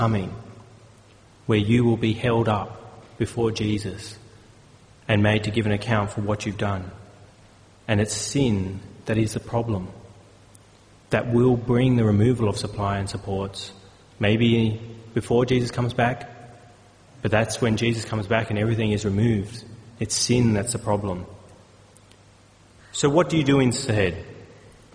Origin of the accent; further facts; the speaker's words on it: Australia; as Australian citizens